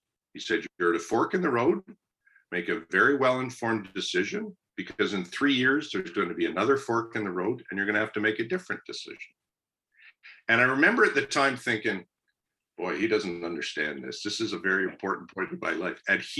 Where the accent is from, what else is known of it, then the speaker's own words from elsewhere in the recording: Kingston, Ontario, Canada; I grew up in Kingston. I went to Queens. My high school was right across the road from Queens.